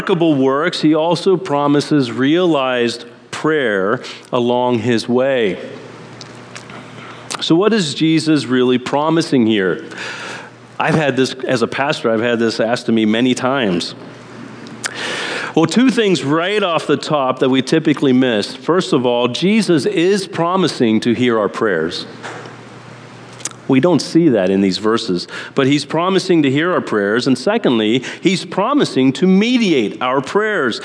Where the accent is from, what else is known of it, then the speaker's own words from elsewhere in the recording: Amish country in Pennsylvania, United States; moved away; I grew up in Amish country in Pennsylvania